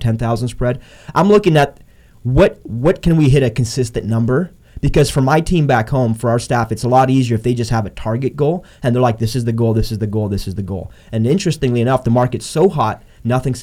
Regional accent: Canada; I'm Canadian.

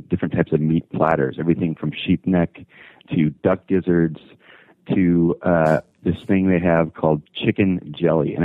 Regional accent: the Valley, California, United States; born and raised in the Valley

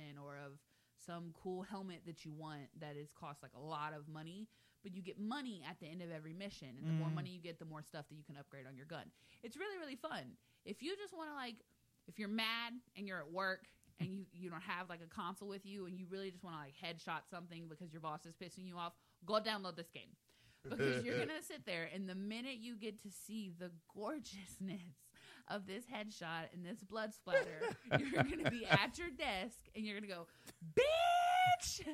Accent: Texas, United States; I am from Texas

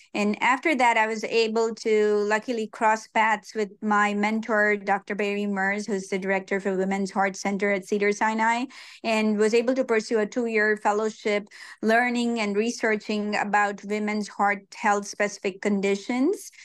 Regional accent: Hyderabad, Telangana, India; moved away as an adult; also born or lived in Mauritius; now in Long Beach, United States; worked at a cardiac hospital in my hometown Hyderabad

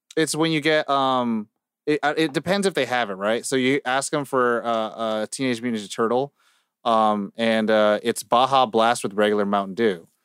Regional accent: California, United States; I'm from California as well

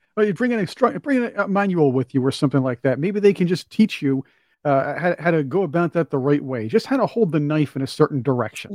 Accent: New York, United States; I'm from New York

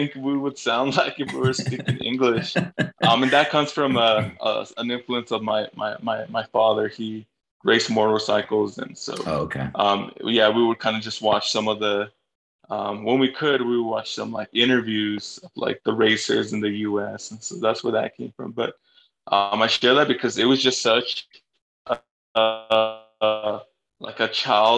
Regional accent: Los Angeles, California, United States; also born or lived in Bolivia; I grew up in Northeast LA, Highland Park

